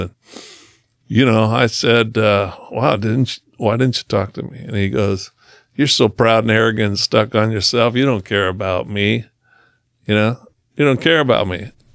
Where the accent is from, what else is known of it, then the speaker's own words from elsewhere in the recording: Brownsville, Oregon, United States; I grew up in Brownsville, Oregon, which is, uh, the coolest town.